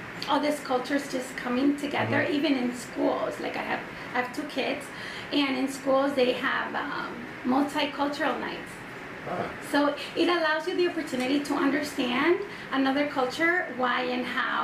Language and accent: English; Aurora, Illinois, United States; also born or lived in Mexico; I was born in Mexico, and I was raised in Aurora, Illinois